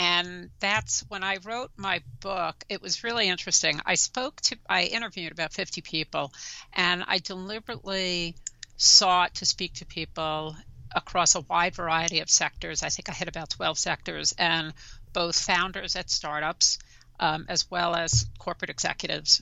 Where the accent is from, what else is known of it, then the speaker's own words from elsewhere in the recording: New York City, New York, United States; accent: New York; also born or lived in New Jersey; I'm a native New Yorker. You probably tell from my accent, born and raised in Brooklyn